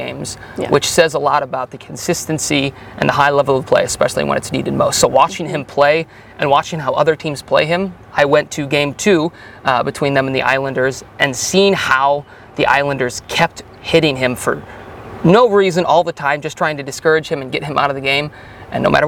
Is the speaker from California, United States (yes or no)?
no; Chicago, Illinois, United States; also born or lived in Minnesota; now in North Carolina, United States; I grew up in the Chicagoland area